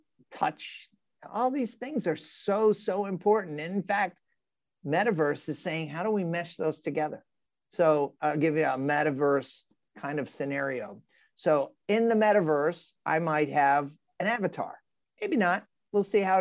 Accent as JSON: {"language": "English", "town": "New York City", "region": "New York", "country": "United States", "said": "I'm a New Yorker"}